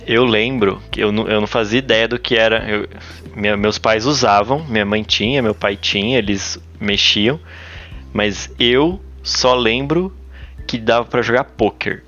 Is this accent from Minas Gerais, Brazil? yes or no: no; São Paulo, Brazil; eu sou paulista, eu coloco o i no fim de todas as, as, as coisas